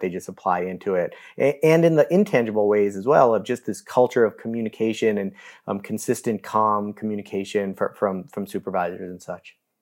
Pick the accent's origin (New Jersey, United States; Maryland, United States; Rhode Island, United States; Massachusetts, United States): Massachusetts, United States; Newton; I grew up in Newton, Massachusetts